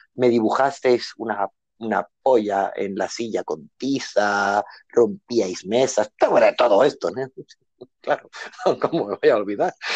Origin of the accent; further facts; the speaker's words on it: El Prat de Llobregat, Catalonia, Spain; moved away as an adult; now in Bangkok, Thailand; yo nací en un barrio muy humilde de Barcelona, eh, del Extraradio de Barcelona